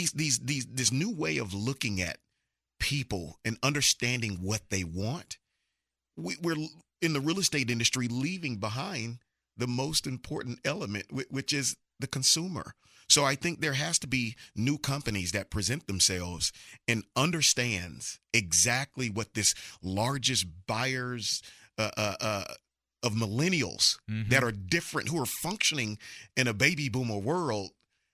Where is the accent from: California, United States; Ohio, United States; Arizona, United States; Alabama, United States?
Alabama, United States; Mobile; now in Texas, United States; I'm from Mobile, Alabama